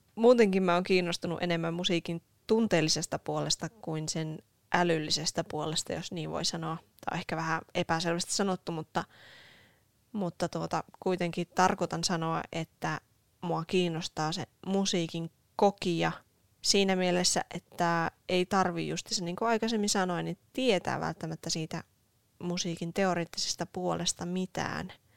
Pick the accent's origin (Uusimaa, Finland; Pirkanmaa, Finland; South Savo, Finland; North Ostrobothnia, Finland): North Ostrobothnia, Finland; Oulu; oululainen syntyjään ja myös nykyään